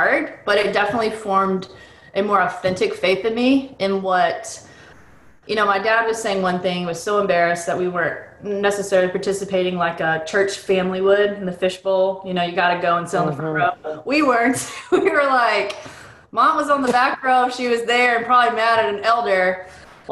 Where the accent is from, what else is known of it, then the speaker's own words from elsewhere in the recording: Boston, Massachusetts, United States; I was born in Boston, and the reason why they were there is because they were helping a church in Lowell, Massachusetts